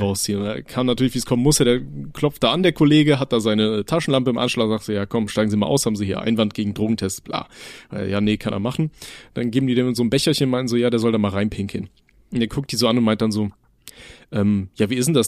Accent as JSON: {"language": "German", "town": "Aachen", "region": "North Rhine-Westphalia", "country": "Germany", "tie": "born or raised there", "moved": "yes", "said": "Ich komme ja äh, gebürtig aus Aachen"}